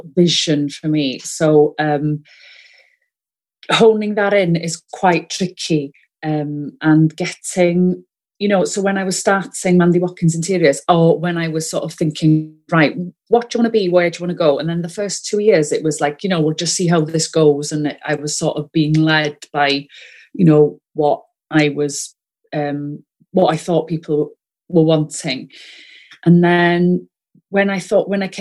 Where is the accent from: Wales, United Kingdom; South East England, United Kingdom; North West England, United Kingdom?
Wales, United Kingdom; accent: Welsh; first language Welsh; English is a second language; I'm first language Welsh, you may be able to tell from my accent